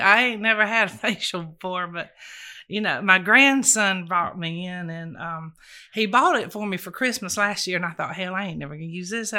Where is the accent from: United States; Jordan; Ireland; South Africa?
United States; Climax, Georgia; born there; Well, I was born in Climax, Georgia.